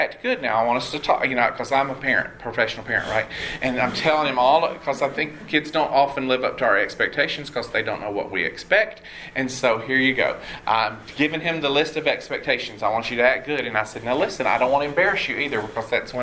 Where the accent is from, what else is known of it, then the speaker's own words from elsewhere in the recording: Red Oak, Georgia, United States; I grew up in Red Oak, Georgia.